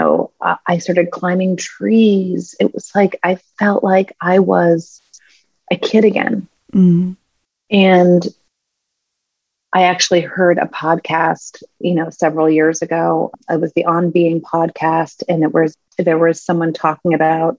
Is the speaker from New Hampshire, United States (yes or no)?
yes; New Hampshire, United States; as a kid, I grew up in New Hampshire